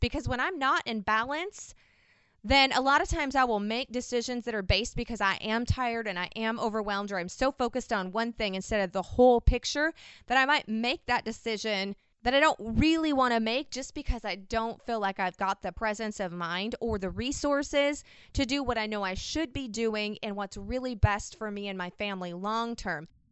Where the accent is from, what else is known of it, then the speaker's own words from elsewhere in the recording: Washington, United States; I'm from the Pacific Northwest in Washington